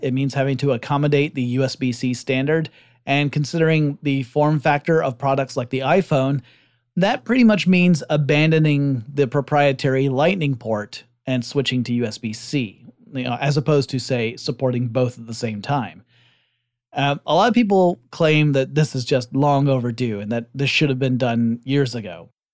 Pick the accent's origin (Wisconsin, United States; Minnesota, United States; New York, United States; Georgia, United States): Georgia, United States; based out of Georgia. Uh, not my home state, but rather the Republic over in Eurasia